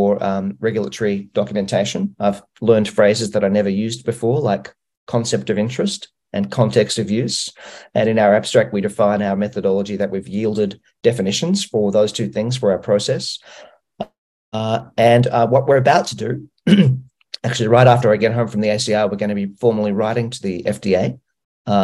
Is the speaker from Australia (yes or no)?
yes; Australia; I'm from Australia